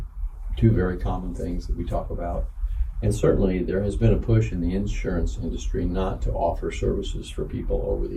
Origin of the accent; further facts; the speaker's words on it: Bloomington, Indiana, United States; I'm a Hoosier. I was born and raised in Bloomington